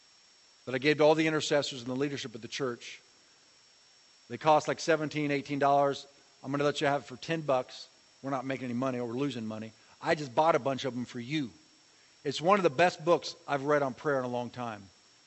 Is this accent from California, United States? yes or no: yes; Ramona, California, United States; I'm from Ramona.